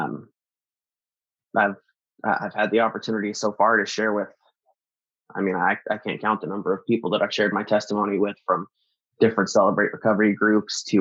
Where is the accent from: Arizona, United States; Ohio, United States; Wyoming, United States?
Arizona, United States; also born or lived in North Dakota; Where we grew up here in Arizona